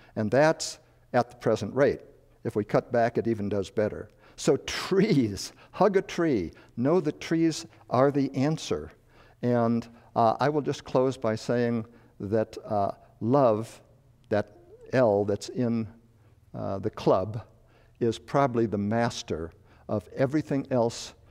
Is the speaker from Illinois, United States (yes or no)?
yes; Chicago, Illinois, United States; moved away; also born or lived in Madison, Wisconsin / the West; I was born and raised in Chicago, moved to a farm in Northern Illinois near Wisconsin